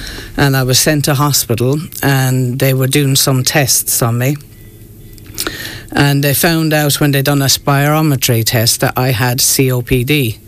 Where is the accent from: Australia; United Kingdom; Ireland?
Ireland; New Ross, County Wexford; moved away; 2015, I moved back home here to Ireland, because I'm from New Ross.